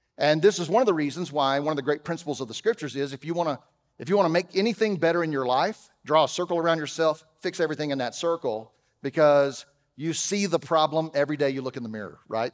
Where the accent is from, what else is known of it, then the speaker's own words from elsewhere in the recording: Texas, United States; I'm from Texas